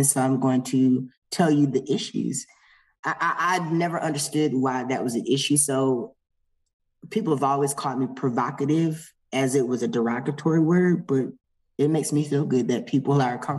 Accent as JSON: {"language": "English", "country": "United States", "said": "I'm American"}